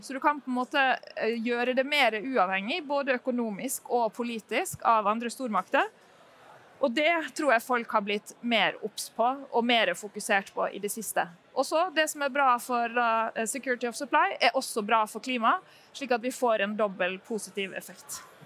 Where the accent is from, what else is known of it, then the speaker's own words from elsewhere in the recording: Norway; vi kommer eh, eh, fra Norge og fra Statkraft